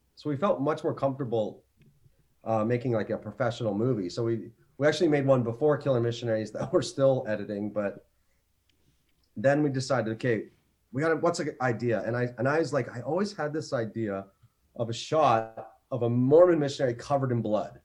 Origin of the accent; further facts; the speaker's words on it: Canada; also born or lived in Northwest Territories, Canada / Ontario, Canada; I am from Canada, beautiful Canada